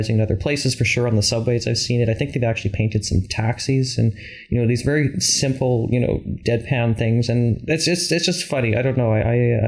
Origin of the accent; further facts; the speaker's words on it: Canada; also born or lived in Alberta; now in Toronto, Canada; as Canadians